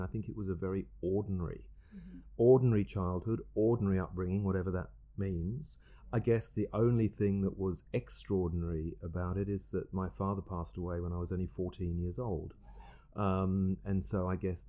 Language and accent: English; Margate, South East England, United Kingdom; moved away as an adult; also born or lived in Rochester, Kent; now in Sydney, Australia; I actually grew up on the south coast of England in a place called Margate